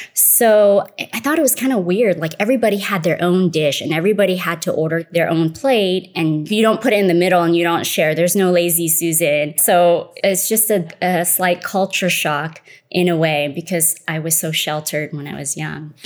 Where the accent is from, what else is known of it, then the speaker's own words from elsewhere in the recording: Malaysia; moved away; I was born in Malaysia. I'm considered third generation Malaysian Chinese